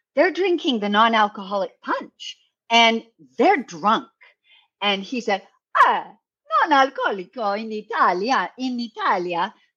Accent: Canada; now in New York City, United States; I am Canadian, but I live in New York City

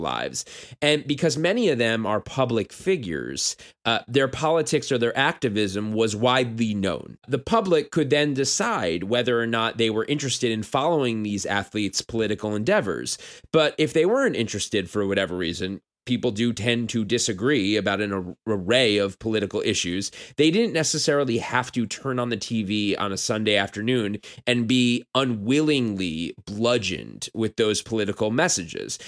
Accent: New York, United States; I'm from New York.

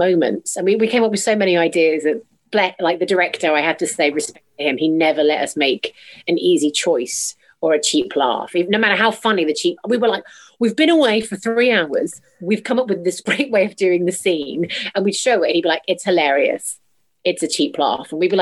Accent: Canada; I'm Canadian

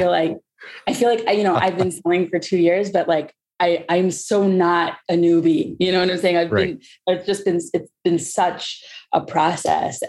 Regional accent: Cincinnati, Ohio, United States; moved away as an adult; now in Israel; I was born in Cincinnati, Ohio, not far from you.

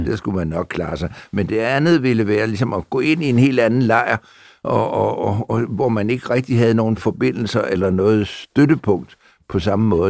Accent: Copenhagen, Capital Region of Denmark, Denmark; also born or lived in Frederiksberg; Mit barndomshjem øh, lå der, hvor jeg også bor en dag

